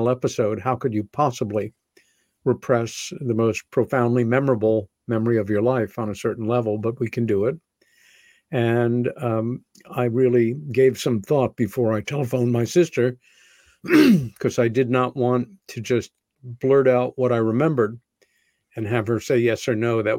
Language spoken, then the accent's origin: English; Long Island, New York, United States; When I was 14 years old, growing up on Long Island, about 30 miles east of Manhattan